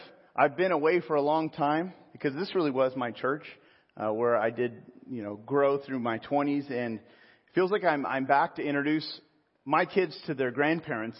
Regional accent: Pismo Beach, California, United States; also born or lived in San Jose / Sonoma; now in Riverside, United States; Central coast of Pismo Beach was the town I was pretty much raised

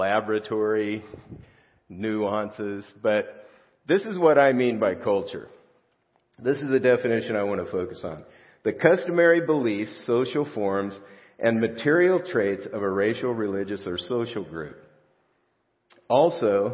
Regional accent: South Gate, California, United States; I grew up in Southgate, California, real close to downtown L.A.

